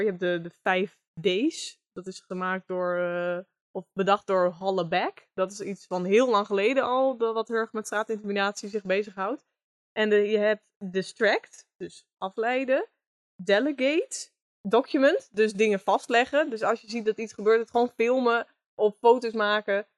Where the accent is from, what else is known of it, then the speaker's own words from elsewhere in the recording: Groningen, Netherlands; geboren en getogen in Groningen